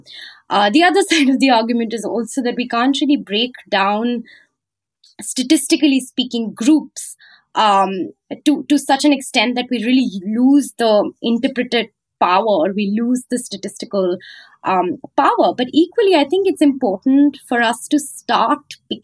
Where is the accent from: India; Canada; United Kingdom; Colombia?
India; North India; moved away as an adult; now in United States; I come from North India, you know, patriarchal, very, very patriarchal village